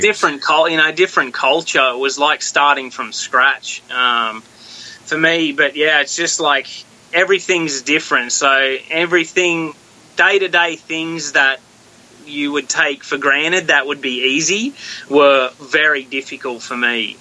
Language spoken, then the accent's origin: English; Australia; moved away as an adult; also born or lived in Oklahoma; now in United States; born and bred in Australia. I lived in Australia my whole life until I was twenty six